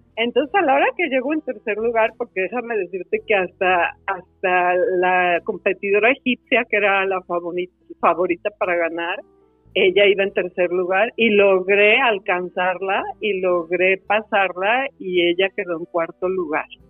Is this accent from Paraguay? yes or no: no; Guadalajara, Jalisco, Mexico; Yo soy de Guadalajara. Guadalajara, Jalisco la tierra de los ojos tapatíos